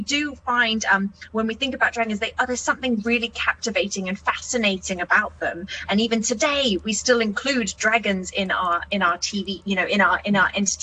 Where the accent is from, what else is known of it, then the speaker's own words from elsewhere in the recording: New Zealand; as a New Zealander